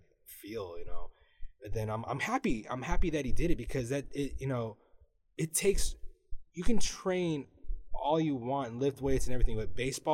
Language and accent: English; Union City, California, United States; I grew up in Union City, California. East Bay, right between Fremont and Hayward.